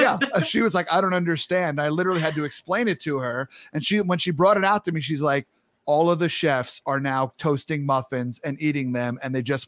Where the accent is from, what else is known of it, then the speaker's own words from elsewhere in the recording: New York, United States; now in Midwest, United States; I now live in the Midwest, born and raised in New York, but I now live in the Midwest.